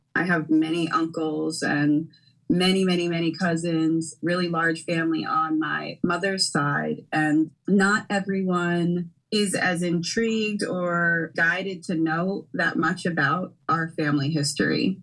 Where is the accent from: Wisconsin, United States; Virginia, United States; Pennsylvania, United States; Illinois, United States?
Pennsylvania, United States; Philadelphia; I am a Philadelphia native, born and raised in the Germantown Northwest section of Philadelphia